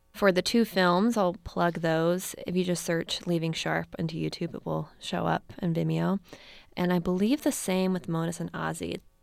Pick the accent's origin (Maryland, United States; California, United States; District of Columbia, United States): Maryland, United States; Baltimore; also born or lived in Missouri / Washington, D.C.; now in San Francisco, United States; I am originally from Baltimore